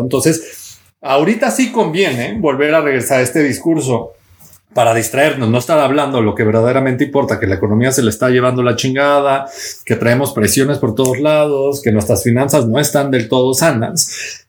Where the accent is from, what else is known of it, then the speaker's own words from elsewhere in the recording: Mexico; los más de 100 millones de mexicanos que somos